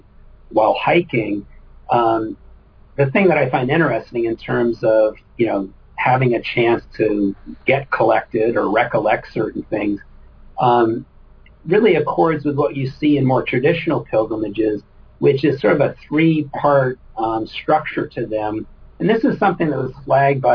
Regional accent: New England, United States; growing up in New England in the woods a lot

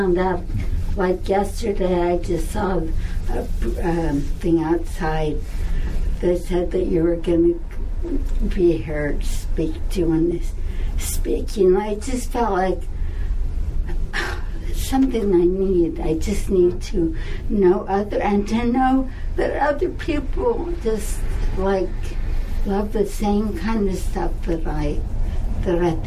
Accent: Philadelphia, Pennsylvania, United States; I'm from Philly

